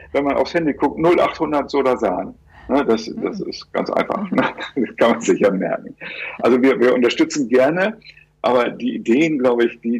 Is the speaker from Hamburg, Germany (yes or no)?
yes; Hamburg, Germany; als ich Kind war, da hatten wir, äh, ich, ich, ich stamme aus Hamburg